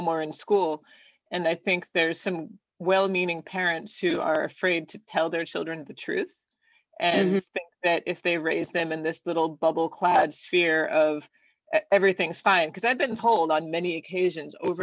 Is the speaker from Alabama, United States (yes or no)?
no; Southern Oregon, United States; I grew up in Southern Oregon